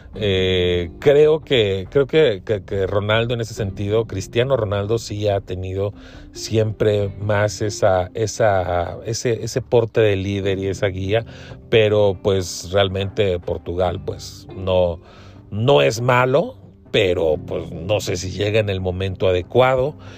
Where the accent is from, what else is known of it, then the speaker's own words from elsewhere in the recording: Mexico; como mexicano